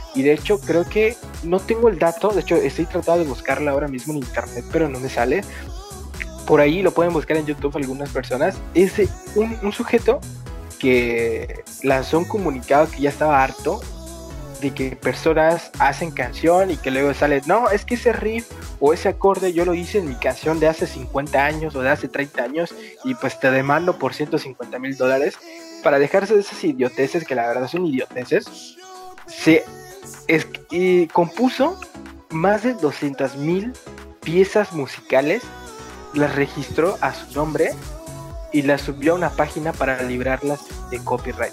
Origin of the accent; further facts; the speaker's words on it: Mexico; nosotros somos de México